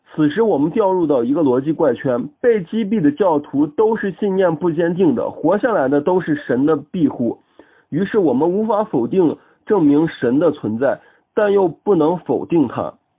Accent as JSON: {"language": "Chinese", "town": "Xi'an", "region": "Shaanxi", "country": "China", "said": "我是一个来自西安的理科大学生"}